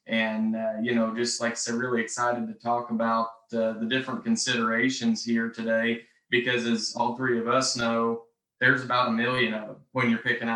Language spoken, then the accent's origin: English; Rosalia, Kansas, United States; I'm from Rosalia, Kansas, which is kind of in the Flint Hills, the southern side of the Flint Hills